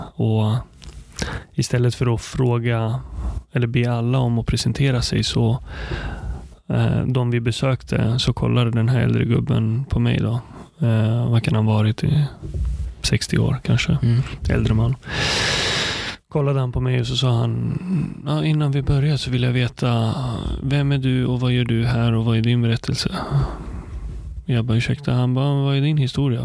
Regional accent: Sweden; also born or lived in Palestine / Nyköping, Sweden; uppvuxen i Sverige. Jag kom hit när jag var fem år

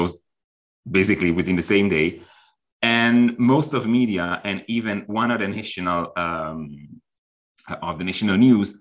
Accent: Milan, Lombardy, Italy; I'm from Milan

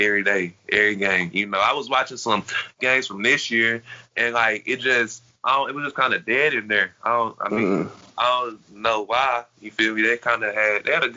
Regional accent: Conover, North Carolina, United States; now in Dallas, United States; I was born in Conover, North Carolina, so I grew up a Panthers fan because that's where my family from

